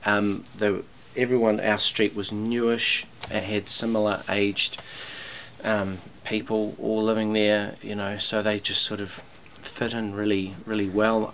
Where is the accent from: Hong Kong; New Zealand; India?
New Zealand; Upper Hutt, Wellington; also born or lived in San Jose, California, United States; raised in Upper Hutt.